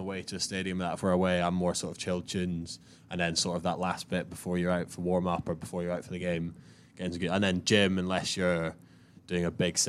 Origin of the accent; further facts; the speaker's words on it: Inverness, Scotland, United Kingdom; also born or lived in Edinburgh; now in Glasgow, United Kingdom; I was moving across from Edinburgh from school and obviously home's Inverness.